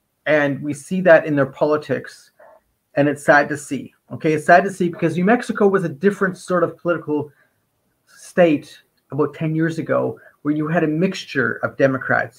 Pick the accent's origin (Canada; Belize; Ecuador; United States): Canada; I'm a Canadian